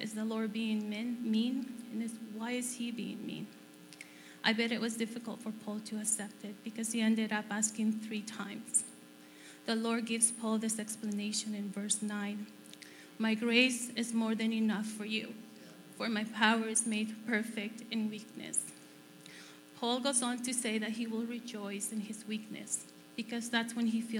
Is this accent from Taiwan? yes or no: no; El Salvador; moved away as an adult; now in Canada; I was born in El Salvador